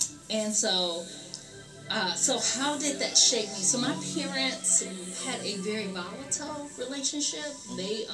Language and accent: English; Flint, Michigan, United States; I was born and raised in Flint, educated through the Flint Community Schools. I'm a Flint alum. Grew up right here